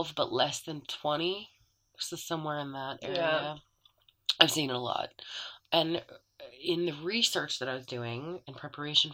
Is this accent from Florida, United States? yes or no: yes; Florida, United States; moved away; I'm from Florida